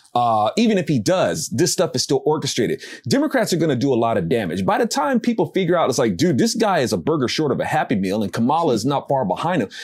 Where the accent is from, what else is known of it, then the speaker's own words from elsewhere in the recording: United States; I'm an American